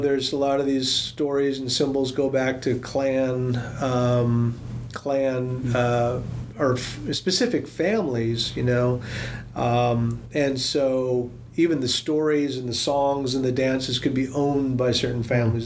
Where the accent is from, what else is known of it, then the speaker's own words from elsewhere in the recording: Seattle, Washington, United States; I grew up in Seattle, outside of the Tlingit Territory